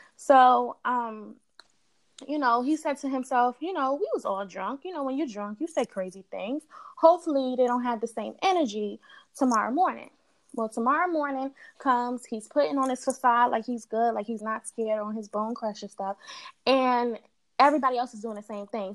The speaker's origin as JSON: {"language": "English", "town": "New York City", "region": "New York", "country": "United States", "tie": "born or raised there", "also_born_or_lived": "Delaware", "said": "I'm originally from Queens. As I was coming up, I was between Queens and Delaware, and now I'm back in Queens"}